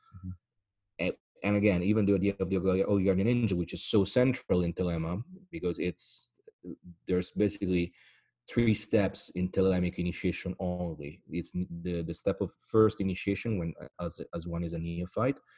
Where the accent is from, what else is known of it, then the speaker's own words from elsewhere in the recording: Italy; accent: Italian; English is a second language; my accent right now, which is a clearly Italian accent